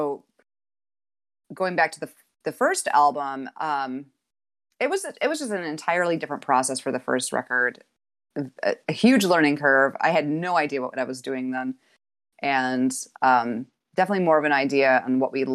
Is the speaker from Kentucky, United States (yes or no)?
no; Utica, New York, United States; moved away as an adult; now in Ithaca, United States; I was born in the Utica area and grew up there.